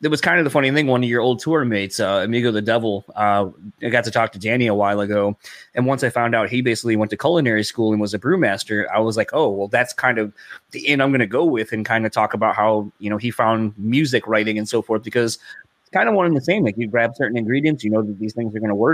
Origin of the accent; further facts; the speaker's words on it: Delaware, United States; now in Michigan, United States; I'm originally from Delaware, and then moved out here